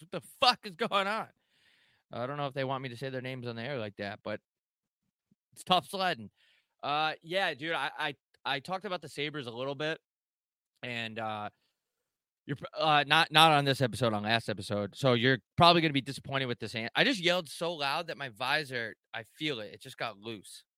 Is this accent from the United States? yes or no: yes; New York, United States; I'm from New York, not upstate New York